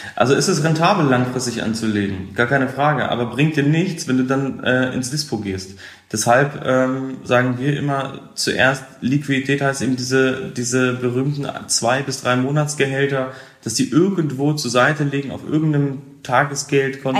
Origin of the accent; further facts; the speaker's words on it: Hameln, Lower Saxony, Germany; ich komme aus der Nähe von Hannover, aus dem Weserbergland, aus Hameln